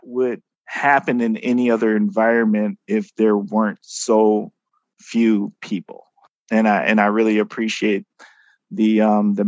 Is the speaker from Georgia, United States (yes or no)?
no; Milwaukee, Wisconsin, United States; moved away as an adult; also born or lived in Oshkosh, Wisconsin; now in Fox Cities, United States; I'm from Milwaukee, inner city Milwaukee, not the one of the suburbs outside of Milwaukee. I had always gone to schools where I was one of very few people of color. And I mean, that's my entire school experience from kindergarten through high school